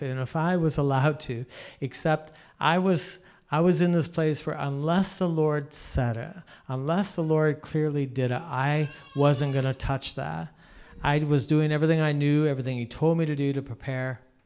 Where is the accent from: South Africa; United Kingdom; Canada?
Canada; I'm a Canadian